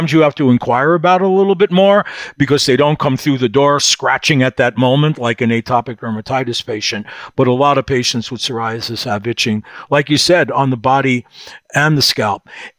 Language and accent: English; New York City, New York, United States; moved away; We're from Brooklyn.